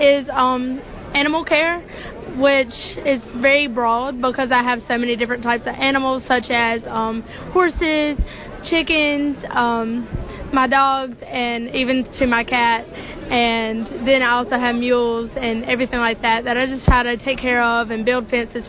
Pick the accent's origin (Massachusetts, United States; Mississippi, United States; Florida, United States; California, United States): Mississippi, United States